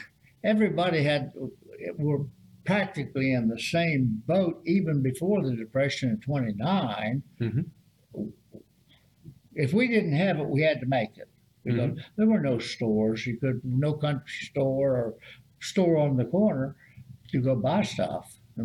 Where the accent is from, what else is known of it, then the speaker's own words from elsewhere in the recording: Fairmont, West Virginia, United States; moved away as an adult; also born or lived in Clarksburg, West Virginia; now in Huntington, United States; I got stationed in my hometown of Fairmont